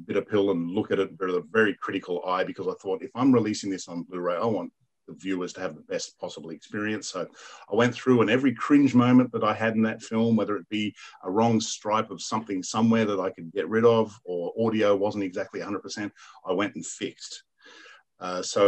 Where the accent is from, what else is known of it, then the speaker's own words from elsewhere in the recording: New South Wales, Australia; New South Wales, Australia. And I'm like, my home state